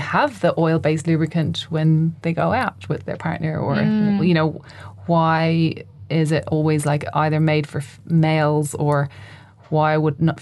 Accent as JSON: {"language": "English", "country": "Ireland", "tie": "born or raised there", "said": "I grew up in Ireland"}